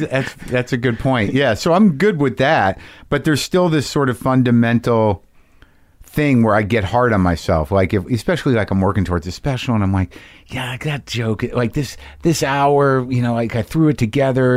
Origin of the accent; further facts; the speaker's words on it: Albuquerque, New Mexico, United States; also born or lived in New Jersey; I grew up in Albuquerque, New Mexico